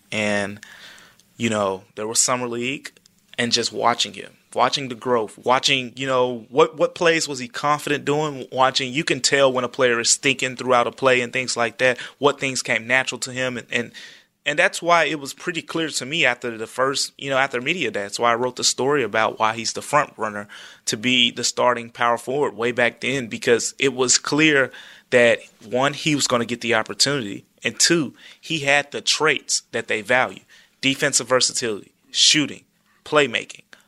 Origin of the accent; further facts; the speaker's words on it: Memphis, Tennessee, United States; I grew up in Memphis